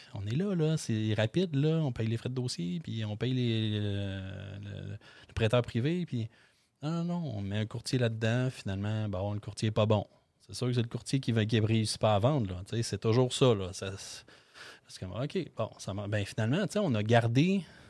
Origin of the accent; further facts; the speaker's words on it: Beloeil, Quebec, Canada; je viens de Belleuil